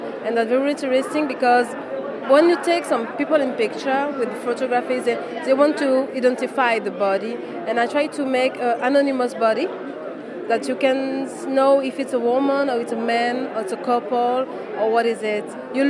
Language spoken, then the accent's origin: English; France; born there; because I was born in France. My mother and my grandmother are English people.